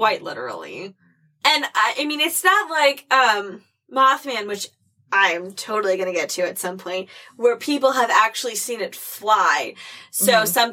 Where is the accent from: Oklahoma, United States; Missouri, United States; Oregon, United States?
Missouri, United States; growing up in Missouri